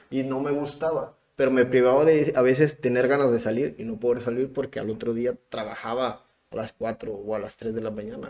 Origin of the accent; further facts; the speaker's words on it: Acapulco, Guerrero, Mexico; moved away as an adult; also born or lived in Puebla; yo soy de Acapulco. Soy de Acapulco